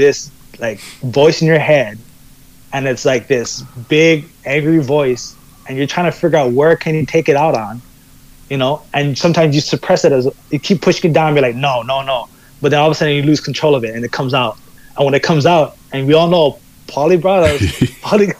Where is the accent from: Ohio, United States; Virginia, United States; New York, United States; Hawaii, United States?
Hawaii, United States; Kailua; moved away; I come from like this more like, Kailua is a smaller town